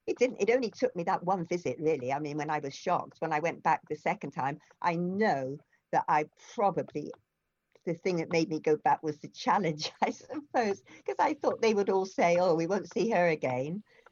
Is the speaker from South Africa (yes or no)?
no; Keynsham, South West England, United Kingdom; It was where he was actually from Brislington, I was from Canesham.